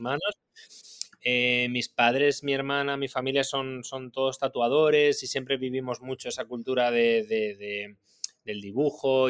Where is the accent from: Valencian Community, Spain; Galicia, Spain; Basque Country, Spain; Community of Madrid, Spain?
Community of Madrid, Spain; Madrid; moved away as an adult; now in Barcelona, Spain; También vivo en Barcelona y he y crecí en Madrid